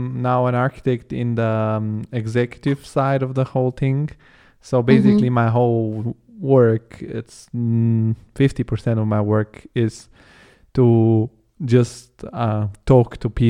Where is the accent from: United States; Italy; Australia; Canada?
Italy; Rome, Lazio; accent: Roman; I have a Roman accent when I speak